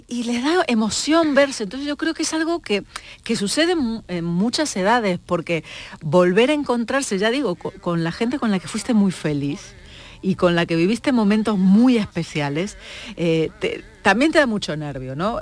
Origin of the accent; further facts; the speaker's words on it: Argentina; now in Spain; yo soy argentina, aunque llevo muchos años aquí